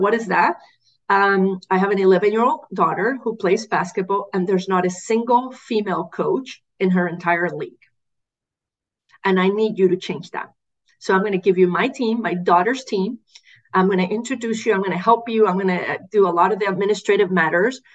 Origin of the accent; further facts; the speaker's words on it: Puerto Rico; I grew up in Puerto Rico.